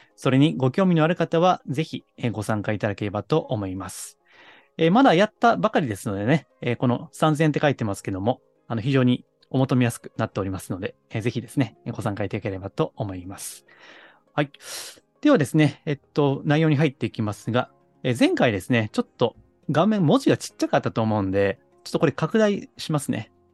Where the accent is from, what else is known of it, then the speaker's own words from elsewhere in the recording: Kansai, Japan; accent: Kansai dialect; 私はあの、まあ時々関西弁が出ますけども、関西の下町生まれなんですね